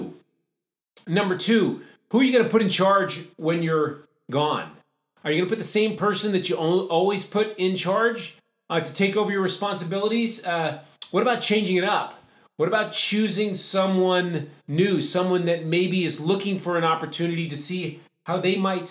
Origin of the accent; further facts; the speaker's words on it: New England, United States; I grew up in New England